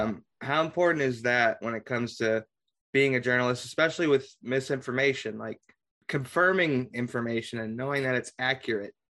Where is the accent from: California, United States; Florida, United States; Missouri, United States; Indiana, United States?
Indiana, United States; Carmel; I'm originally from Carmel